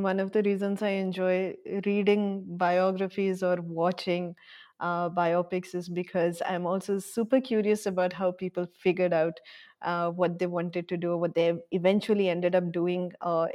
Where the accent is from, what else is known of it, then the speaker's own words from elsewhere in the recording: Bangalore, Karnataka, India; also born or lived in Bhubaneswar; now in Gandhinagar, India; I was born in Bhubaneswar, but for the most part, I grew up in Bangalore.